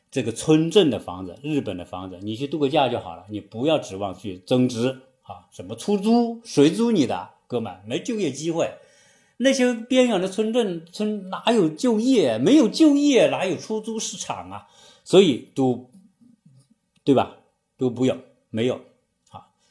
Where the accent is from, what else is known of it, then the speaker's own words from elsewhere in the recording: China; 我们中国人